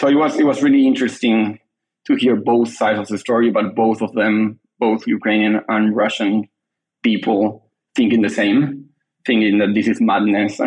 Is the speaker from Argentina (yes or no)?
yes; Argentina; moved away as an adult; now in London, United Kingdom; I'm originally from Argentina, but I have been living in London the last 2 years.